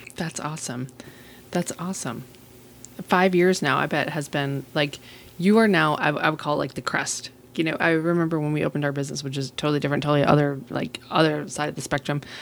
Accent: Massachusetts, United States; also born or lived in Marfa, Texas; now in San Angelo, United States; I'm from Massachusetts and I moved to Texas

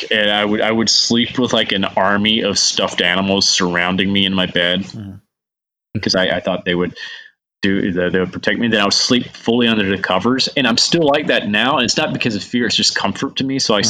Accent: Huntsville, Alabama, United States; I grew up in the Bible Belt, so. What part? Huntsville, Alabama.

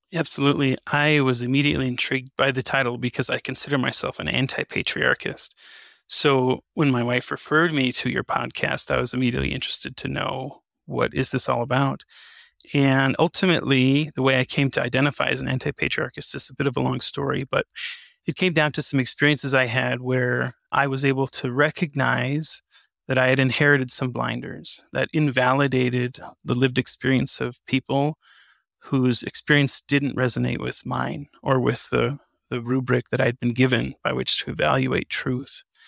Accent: New Mexico, United States; I was born and raised in New Mexico

